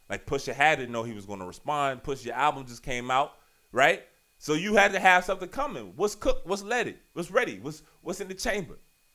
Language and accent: English; Richmond, Virginia, United States; I'm from Southside, Richmond, Virginia. I'm proud of it. I love Virginia.